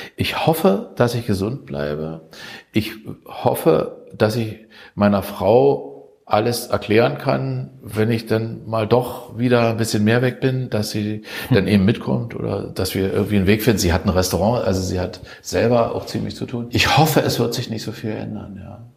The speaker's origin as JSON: {"language": "German", "country": "Germany", "said": "uns als Deutsche"}